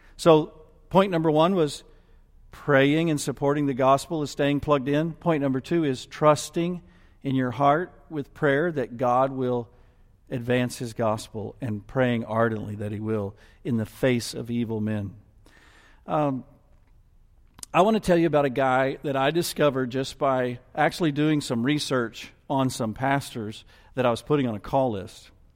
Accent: United States; I'm including myself as an American

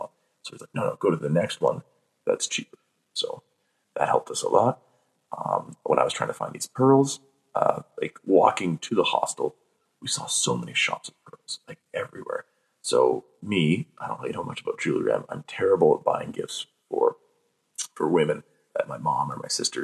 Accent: Canada; we're from Canada

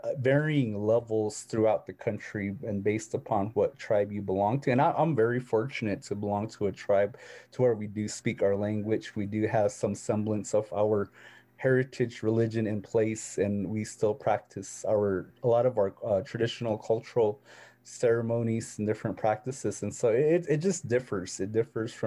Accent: Tuba City, Arizona, United States; I was born in a place called Tuba City. And so that's on a rural Arizona on the reservation, but you know, Tuba's technically on the Navajo reservation, but I'm Hopi. And so I claim Hopi. I claim that I'm from the Hopi reservation

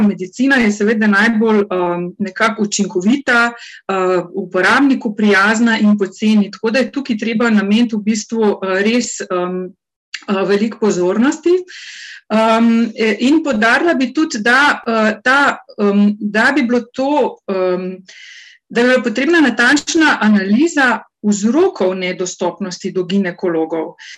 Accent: Carinthia, Slovenia; Jaz izhajam iz Koroške regije

